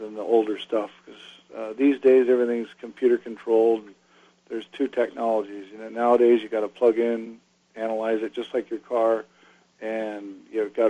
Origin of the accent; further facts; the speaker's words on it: Newport Beach, California, United States; growing up in Newport Beach my whole life